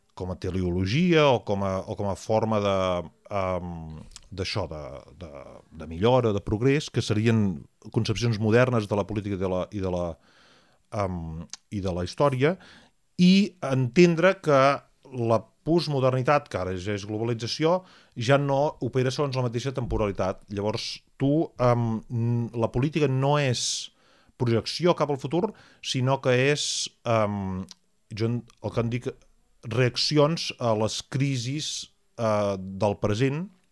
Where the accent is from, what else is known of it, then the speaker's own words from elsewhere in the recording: Catalonia, Spain; nosaltres, eh, com a catalans